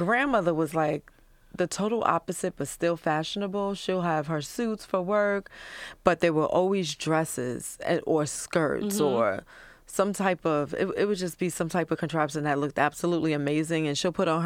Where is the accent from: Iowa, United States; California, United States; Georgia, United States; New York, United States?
New York, United States; New York City; I'm from Brooklyn originally.